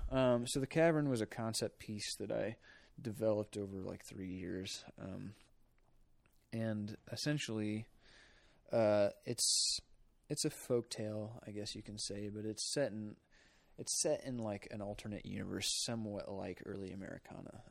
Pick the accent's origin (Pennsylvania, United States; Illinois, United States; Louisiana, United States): Illinois, United States; Polo; I'm from northern Illinois, a small town called Polo